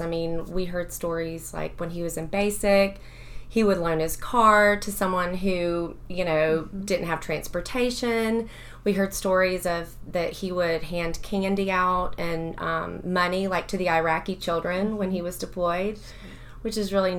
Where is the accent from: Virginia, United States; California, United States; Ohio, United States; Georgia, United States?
Georgia, United States; Athens; I grew up here in Athens, lived here my whole life.